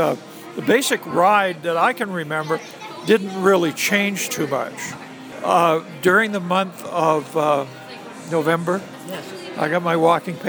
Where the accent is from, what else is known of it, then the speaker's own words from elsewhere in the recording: Boston, Massachusetts, United States; accent: Boston; by the time I finished with that, with being a tour guide, got rid of my Boston accent.